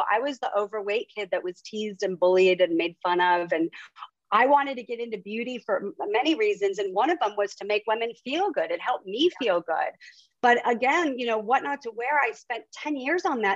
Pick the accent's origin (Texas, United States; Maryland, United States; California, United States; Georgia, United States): California, United States; Huntington Beach; moved away as an adult; also born or lived in Miami / Europe; now in New York City, United States; So we grew up in Huntington Beach, California.